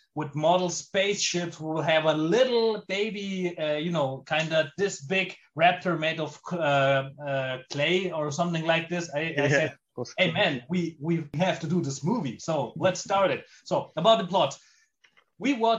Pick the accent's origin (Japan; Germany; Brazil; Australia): Germany; I'm an Italian movie director born and living in Germany.